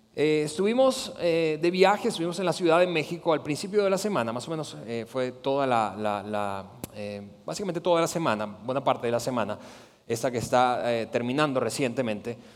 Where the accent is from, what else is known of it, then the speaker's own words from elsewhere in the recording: Venezuela; somos venezolanos